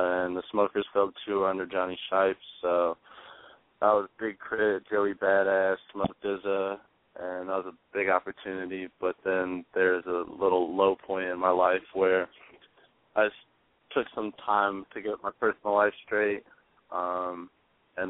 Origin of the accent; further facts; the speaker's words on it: Indiana, United States; I'm from Indiana